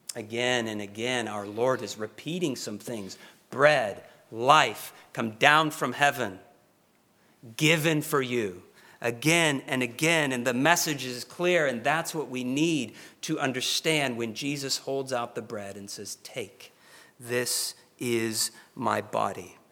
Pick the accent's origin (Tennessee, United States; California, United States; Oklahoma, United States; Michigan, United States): Oklahoma, United States; I'm from Oklahoma